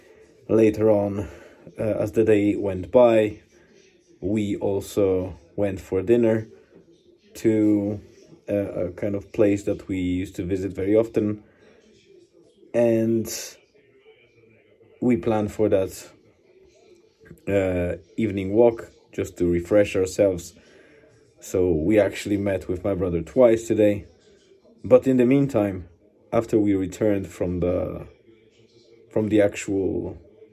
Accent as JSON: {"language": "English", "country": "Poland", "tie": "born or raised there", "moved": "yes", "said": "we'll be traveling to my parents and my hometown"}